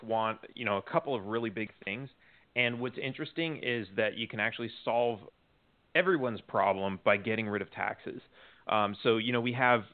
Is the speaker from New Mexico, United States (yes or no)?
no; Los Angeles, California, United States; also born or lived in Texas; now in Mexico; I grew up in Los Angeles.